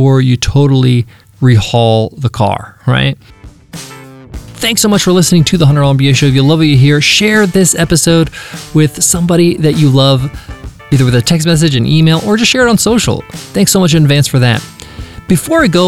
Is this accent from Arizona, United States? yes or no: no; Long Island, New York, United States; the American lifestyle, which I grew up in. That's I'm an American